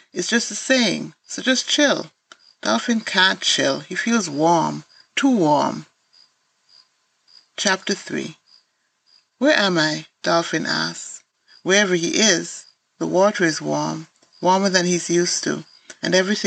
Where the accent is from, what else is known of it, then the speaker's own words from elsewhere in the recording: Antigua & Barbuda; I'm a writer from Antigua and Barbuda.